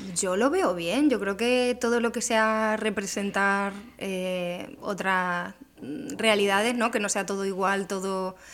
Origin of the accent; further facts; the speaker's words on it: Extremadura, Spain; also born or lived in northern Italy; now in Cádiz, Spain; Extremadura, ¿no? Que que es de donde yo soy